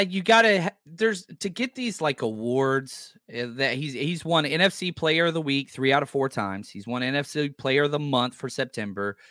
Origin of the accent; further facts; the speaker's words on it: the South, United States; I'm from the South